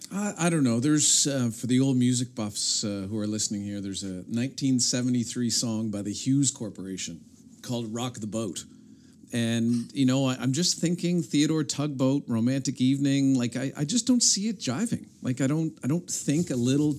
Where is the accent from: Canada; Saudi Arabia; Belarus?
Canada; Halifax, Nova Scotia; when I was born in the Hydrostone, when I was young